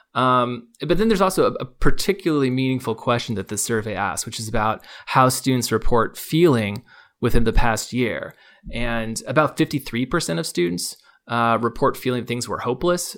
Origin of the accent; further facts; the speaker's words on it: Palo Alto, California, United States; I grew up near Stanford University, um, Palo Alto, California